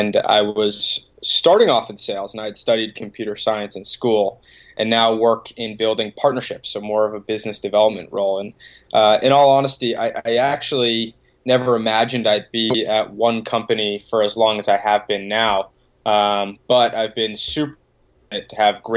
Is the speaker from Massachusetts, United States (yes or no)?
yes; Boston, Massachusetts, United States; grew up a couple minutes outside the city